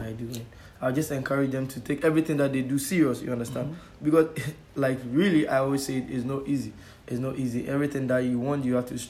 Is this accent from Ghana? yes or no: yes; Ghana; now in Spain; I was in, I think, JHS in Ghana.